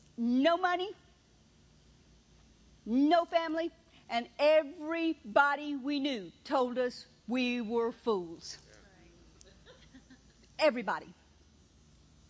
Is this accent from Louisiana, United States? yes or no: yes; Louisiana, United States; moved away as an adult; also born or lived in Mississippi; I was from Louisiana.